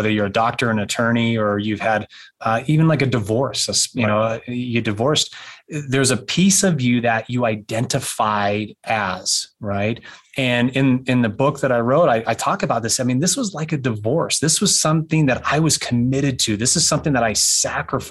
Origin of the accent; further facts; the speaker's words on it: Pasco, Washington, United States; moved away; also born or lived in Wyoming; I'm a Washington kid. I was born up in Pasco, Washington, and we moved to Wyoming